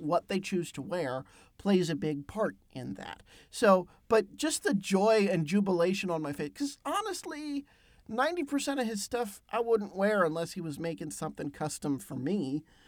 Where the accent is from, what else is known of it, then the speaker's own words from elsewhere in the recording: Pennsylvania, United States; my home state, Pennsylvania